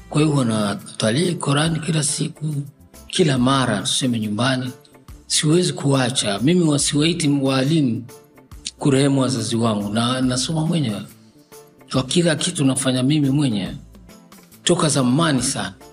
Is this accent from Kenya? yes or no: no; Tabora, Tanzania; also born or lived in Dar es Salaam; lakini nilipelekwa Tabora kutoka Dar es Salaam nilipozaliwa, nikaenda kupelekwa katika chuo cha Maalim Ahmad bin Salum